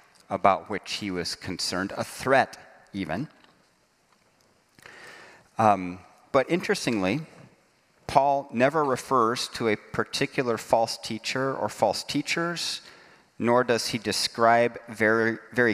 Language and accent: English; Dayton, Ohio, Fort Wayne, Indiana, Midwest, United States; I'm from Dayton, Ohio, Fort Wayne, Indiana